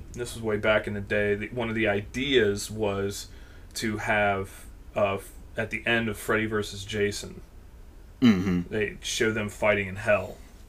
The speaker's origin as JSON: {"language": "English", "region": "Pennsylvania", "country": "United States", "tie": "born or raised there", "said": "we're from Pennsylvania. We both grew up here. And, I mean, we are literally, like, we're not even an hour drive from Gettysburg."}